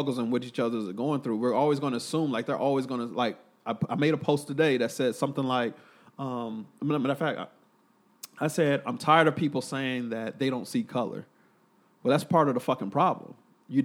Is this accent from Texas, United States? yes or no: yes; Killeen, Texas, United States; my hometown, Killeen